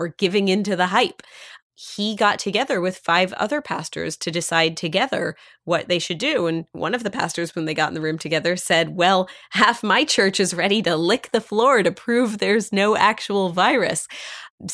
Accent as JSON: {"language": "English", "region": "Pennsylvania", "country": "United States", "tie": "born or raised there", "said": "my own synagogue that I grew up at in Pennsylvania"}